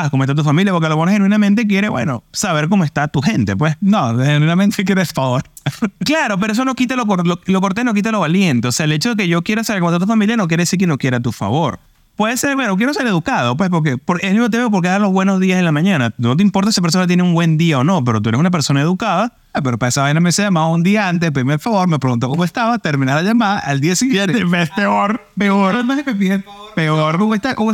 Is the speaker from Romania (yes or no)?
no; Venezuela; intercalado, porque somos venezolanos, en tres panas.